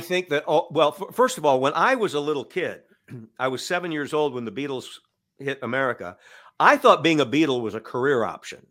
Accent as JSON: {"language": "English", "town": "Cedar Falls", "region": "Iowa", "country": "United States", "tie": "born or raised there", "also_born_or_lived": "Waterloo, Iowa", "moved": "as an adult", "said": "I moved back to my hometown"}